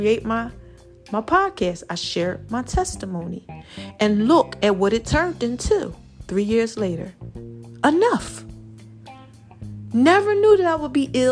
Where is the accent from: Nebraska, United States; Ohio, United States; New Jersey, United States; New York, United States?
New Jersey, United States; I'm from New Jersey.